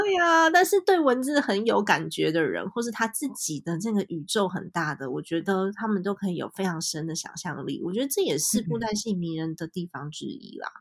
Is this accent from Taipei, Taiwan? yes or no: yes; Taipei, Taiwan; 因为我其实在台北长大，然后我台语也讲得烂